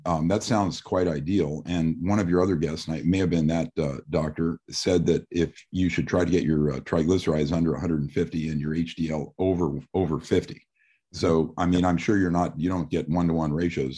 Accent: Midwest, United States; I'm from the Midwest also

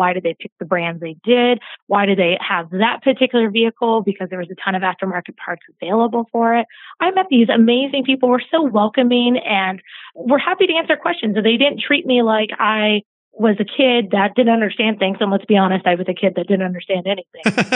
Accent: Atlanta, Georgia, United States; I grew up in Atlanta, Georgia

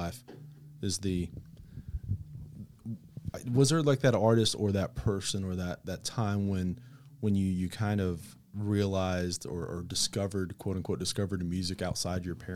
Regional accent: Fort Stockton, Texas, United States; growing up in Fort Stockton, middle of nowhere

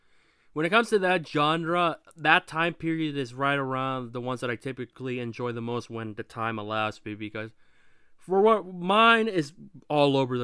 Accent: Lakewood, Washington, United States; where I'm from in Washington, there's two Lakewoods

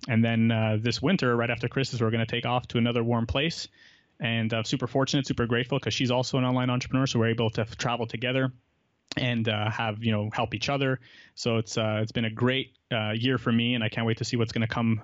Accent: Montreal, Quebec, Canada; I grew up in Montreal. I've lived here my whole life.

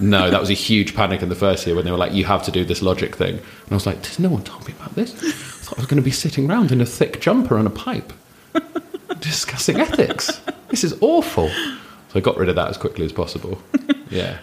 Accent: London, United Kingdom; also born or lived in Hammersmith / Wandsworth / Raynes Park / Wimbledon; I grew up in southwest London

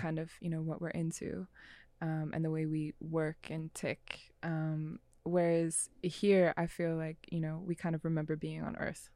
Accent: Renton, Washington, United States; accent: Seattle; also born or lived in New York; growing up in Renton

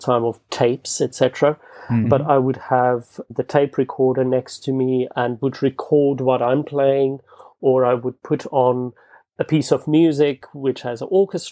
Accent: Bloemfontein, Free State, South Africa; English is a second language; moved away as an adult; also born or lived in Scotland / United States; now in London, United Kingdom; Bloemfontein, which is the city that I grew up in South Africa

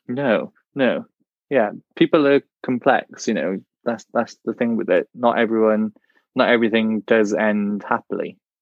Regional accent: Welsh, Wales, United Kingdom; being a Welsh gay man myself

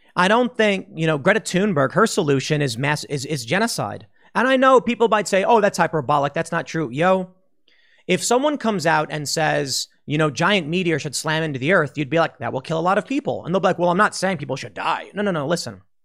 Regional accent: Chicago, Illinois, United States; Chicago, my hometown

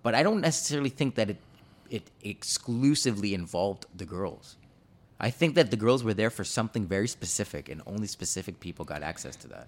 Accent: Canada; I was born here in Canada, but my parents are both Jamaican

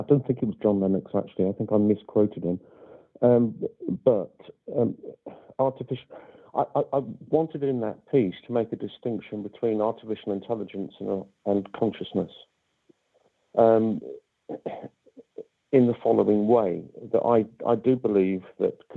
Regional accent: High Wycombe, South East England, United Kingdom; my hometown of High Wycombe

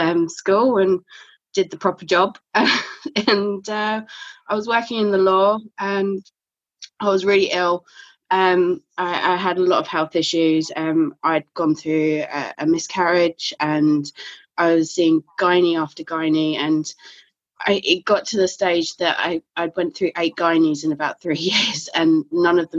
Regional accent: Kent, South East England, United Kingdom; moved away as an adult; now in North Lincolnshire, United Kingdom; I've been living here nearly 3 years now. So I'm from Kent originally.

